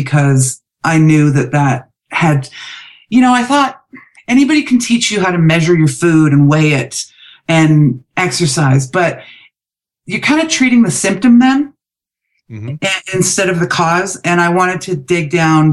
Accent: Vancouver, British Columbia, Canada; moved away as an adult; also born or lived in Calgary; when I moved away from home from Vancouver to Calgary

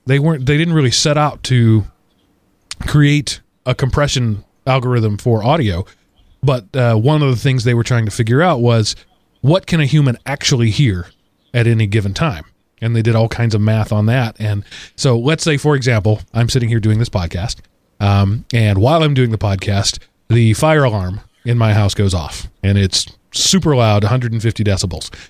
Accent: Texas, United States; moved away; I am a Texan who grew up in dry heat

